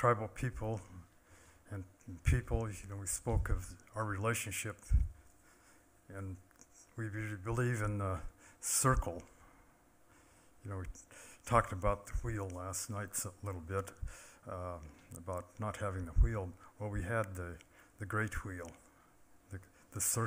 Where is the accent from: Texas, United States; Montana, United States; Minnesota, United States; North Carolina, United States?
Montana, United States; Confederated Salish and Kootenai Tribes; I'm from the Confederated Salish and Kootenai tribes